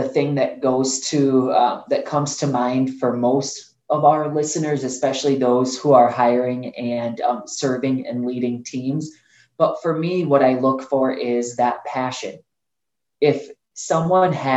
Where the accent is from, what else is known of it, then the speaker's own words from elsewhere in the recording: Bosnia & Herzegovina; now in United States; when my mom and I had the opportunity to move to the United States, I was born in Bosnia